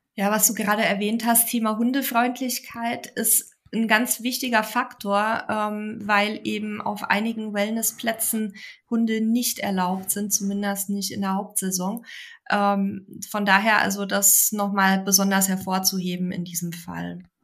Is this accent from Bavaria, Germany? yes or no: yes; Bavaria, Germany; in meine Heimat nach Bayern